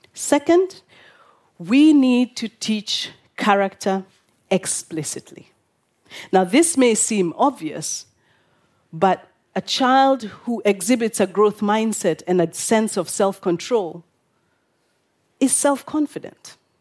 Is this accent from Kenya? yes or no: yes; Kenya; I'm from Kenya